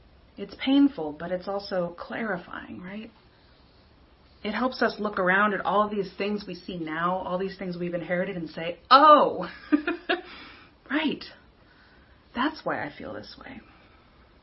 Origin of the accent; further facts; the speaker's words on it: King of Prussia, Pennsylvania, United States; that town, my town, growing up in King of Prussia